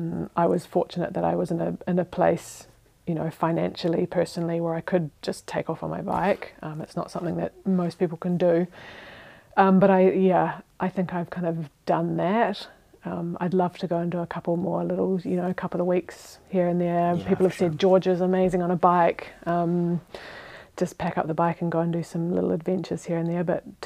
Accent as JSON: {"language": "English", "region": "Otago", "country": "New Zealand", "tie": "born or raised there", "lives_now": "Switzerland", "said": "next to my hometown in New Zealand"}